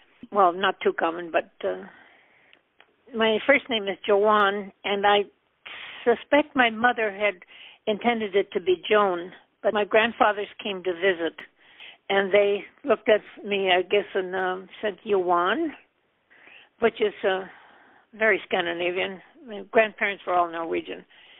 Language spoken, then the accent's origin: English; North Dakota, United States; moved away as an adult; also born or lived in Montana / Alaska; I grew up in North Dakota on the farm that we're living on now